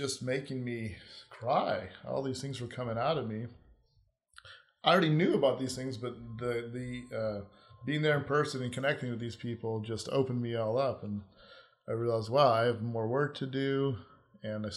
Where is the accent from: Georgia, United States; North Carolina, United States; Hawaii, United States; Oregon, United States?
Hawaii, United States; moved away as an adult; I grew up in Hawaii, which was a beautiful place to grow up